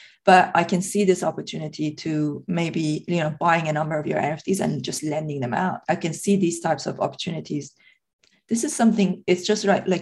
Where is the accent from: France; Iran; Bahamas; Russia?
Iran; Tehran, Tehran Province; English is a second language; moved away as an adult; now in United Kingdom; I was born and brought up in Tehran